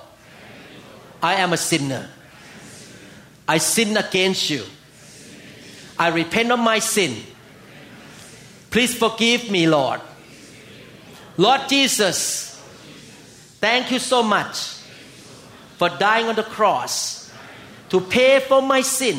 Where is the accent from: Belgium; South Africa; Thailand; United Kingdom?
Thailand; now in United States; I came from Thailand